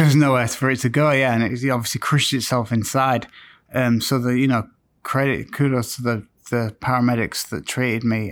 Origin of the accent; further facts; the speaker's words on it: Scarborough, Yorkshire and the Humber, United Kingdom; also born or lived in Manchester; my hometown of Scarborough